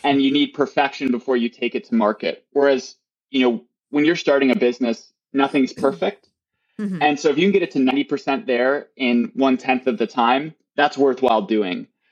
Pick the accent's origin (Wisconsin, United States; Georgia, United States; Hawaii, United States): Wisconsin, United States; near Milwaukee; now in California, United States; I grew up near Milwaukee, which is a large city